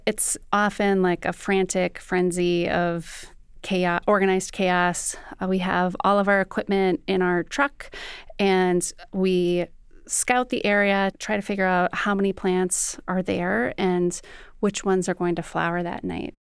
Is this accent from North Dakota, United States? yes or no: yes; Fargo, North Dakota, United States; I grew up in Fargo, North Dakota